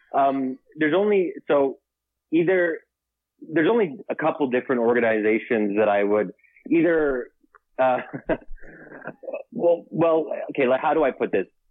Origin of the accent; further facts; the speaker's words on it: United States; I'm born and raised here, but originally Egyptian